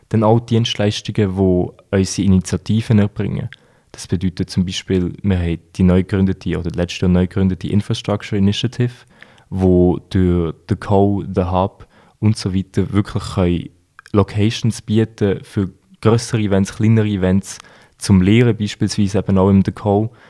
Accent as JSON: {"language": "German", "country": "Switzerland", "said": "Natürlich, wir sind beide Schweizer, die, äh, die Rina ist Schweizerin, ich bin Schweizer."}